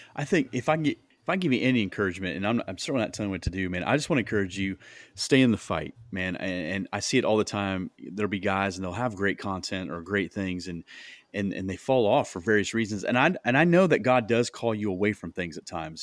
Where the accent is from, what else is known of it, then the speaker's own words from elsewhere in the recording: Iowa, United States; moved away as an adult; now in Indianapolis, United States; we moved from Iowa. That's where we're at, originally from